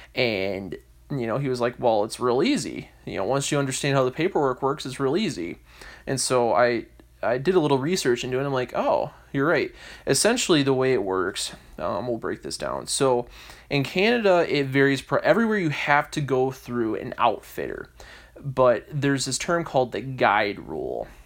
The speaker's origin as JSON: {"language": "English", "region": "Michigan", "country": "United States", "said": "I'm American, as I said before, I'm from Michigan"}